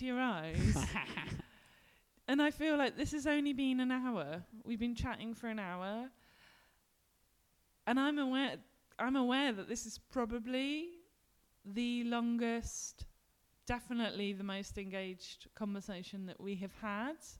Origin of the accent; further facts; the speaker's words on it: London, United Kingdom; now in Glasgow, United Kingdom; I grew up in the West End of London in Ealing and now I live in the West End of Glasgow